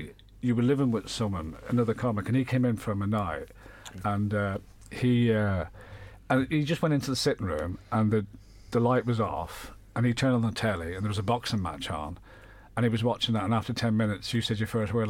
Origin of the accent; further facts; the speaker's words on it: Dublin, Leinster, Ireland; moved away; also born or lived in London, England; In 1970, in the height of the Troubles, we moved back to Dublin from London.